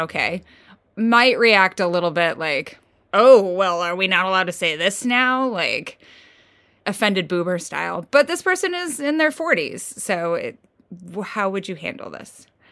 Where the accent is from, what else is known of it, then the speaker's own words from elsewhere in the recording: Midwest, United States; I'm from the Midwest, sort of.